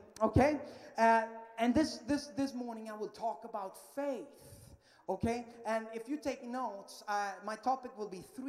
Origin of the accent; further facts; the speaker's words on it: Sweden; English is a second language; moved away as an adult; I am from Sweden, yeah, that little tiny, tiny country up in Northern Europe